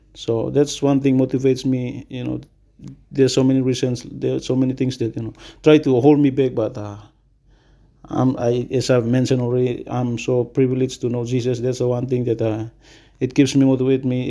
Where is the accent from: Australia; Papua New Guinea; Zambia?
Papua New Guinea; Mount Hagen, Western Highlands; also born or lived in Simbu; I was born in Western Highlands, raised as a Western Highlander.